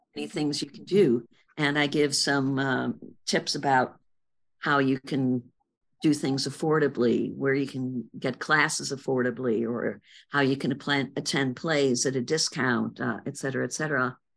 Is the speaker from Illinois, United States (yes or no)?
yes; Chicago, Illinois, United States; in Chicago on the north side, various places on the north side